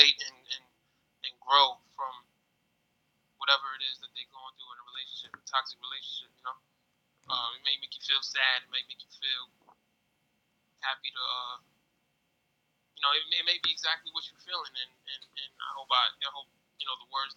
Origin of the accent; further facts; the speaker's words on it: New York City, New York, United States; I come from the Sanview section of the Bronx. I grew up in Sanview.